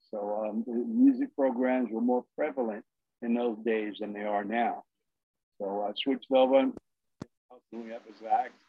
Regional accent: New York City, New York, United States; moved away as an adult; also born or lived in Bushwick, Brooklyn; now in Brownsville, Pennsylvania, United States; I'm from Brooklyn, born and oh. raised.

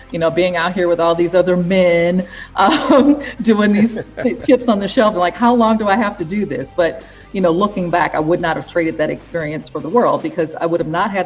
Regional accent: Iowa, United States; moved away as an adult; also born or lived in Chicago; at the time I was living in Iowa, I'm originally from Iowa

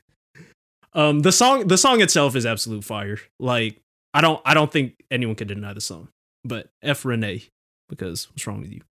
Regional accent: Philippines; we're both Filipino, and Filipino households

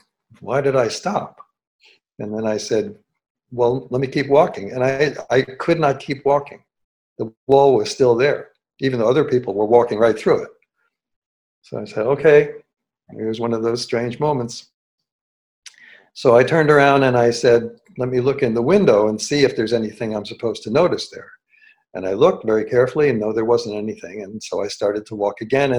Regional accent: New York City, New York, United States; moved away; I grew up in New York City, so I was very familiar with New York

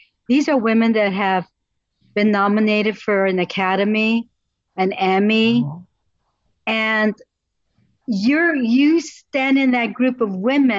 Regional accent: Netherlands; also born or lived in Italy / Azores; I grew up in the Netherlands. I grew up in Italy, and I grew up in the Azores on an island in the North Atlantic Ocean.

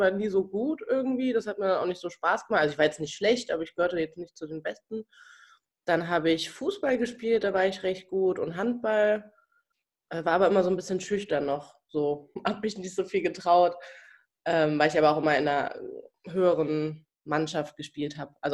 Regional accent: Cologne, North Rhine-Westphalia, Germany; now in Berlin, Germany; Yes, ich bin ein Kölscher Mädchen.

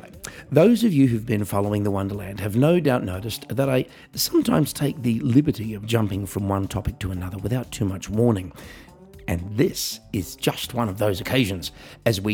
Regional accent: Australia; I'm an Australian piano entertainer

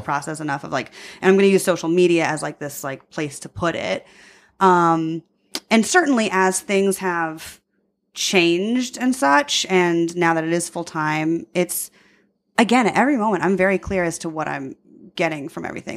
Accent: Long Island, New York, United States; now in Chicago, United States; I'm from Long Island

